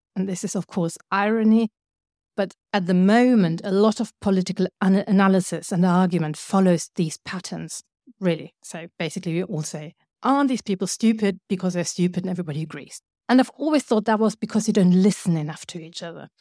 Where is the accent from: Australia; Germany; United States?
Germany; I come from Germany